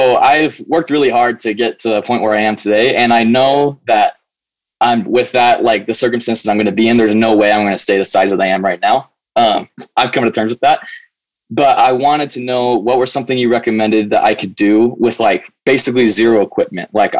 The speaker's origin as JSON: {"language": "English", "region": "Arizona", "country": "United States", "moved": "as an adult", "lives_now": "Utah, United States", "said": "I'm 19 years old. I'm from Arizona"}